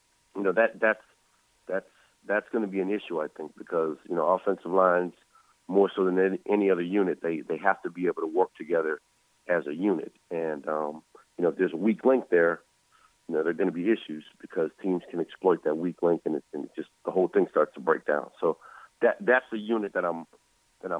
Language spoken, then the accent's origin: English; New Orleans, Louisiana, United States; born or raised there; moved away